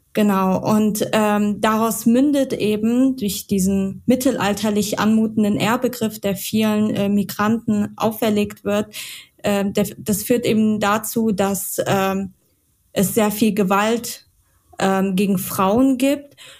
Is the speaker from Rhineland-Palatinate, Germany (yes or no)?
yes; Mainz, Rhineland-Palatinate, Germany; Ja, ich komme aus Mainz.